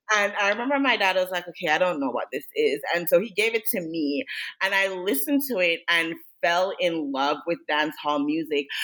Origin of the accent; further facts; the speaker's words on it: Jamaica; I grew up in Jamaica